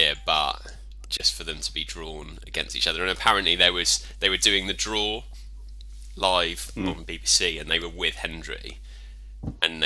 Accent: Aldershot, South East England, United Kingdom; my hometown, Aldershot.

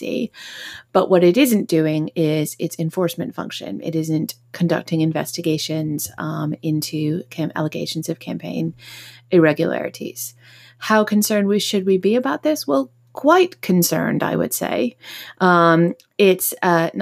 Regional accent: United States; now in United Kingdom; I am an American citizen living in the UK

